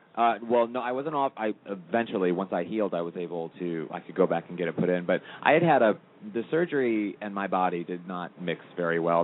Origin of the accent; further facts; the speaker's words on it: St. Louis, Missouri, United States; moved away as an adult; also born or lived in Los Angeles; from St. Louis, Missouri, originally